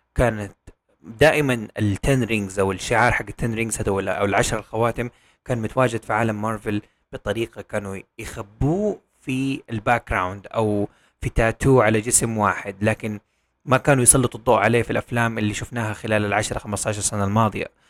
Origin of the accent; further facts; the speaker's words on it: Saudi Arabia; عندنا في السعودية